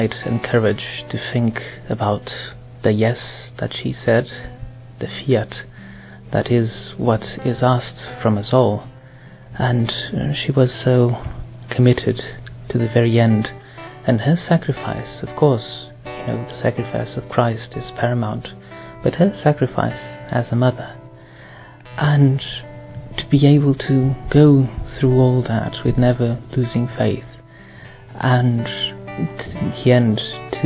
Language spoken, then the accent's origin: English; Portugal; I'm from Portugal, and I'm 28 years old